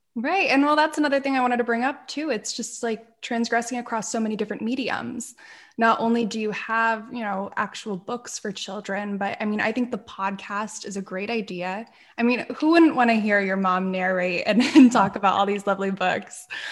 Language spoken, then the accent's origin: English; Pennsylvania, United States; moved away as an adult; also born or lived in Manhattan, New York; the area that I grew up in here in Pennsylvania